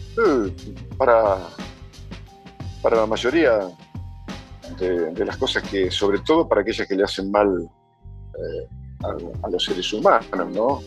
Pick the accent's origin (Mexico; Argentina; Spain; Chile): Argentina; en mi país hay dos países completamente distintos